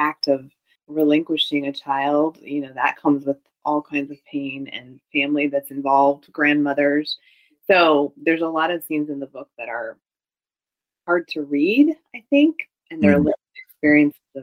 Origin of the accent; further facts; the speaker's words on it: Midwest, United States; I grew up in the Midwest and I'm Asian American